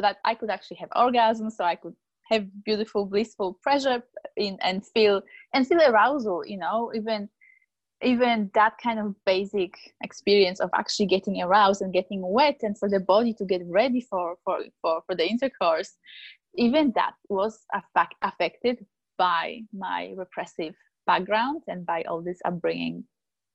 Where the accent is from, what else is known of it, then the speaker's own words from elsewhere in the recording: Poland; born and raised in Poland